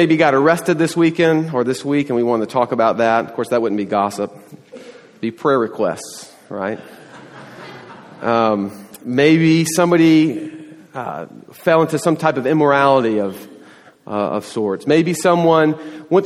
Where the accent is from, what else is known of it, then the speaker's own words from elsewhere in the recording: the South, United States; now in Texas, United States; I grew up in the South